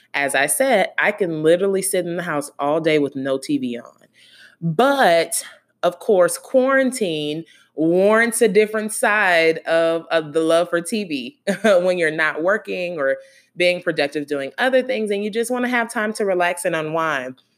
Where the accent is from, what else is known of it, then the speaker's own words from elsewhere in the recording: Gainesville, Florida, United States; I was born and raised in Gainesville, Florida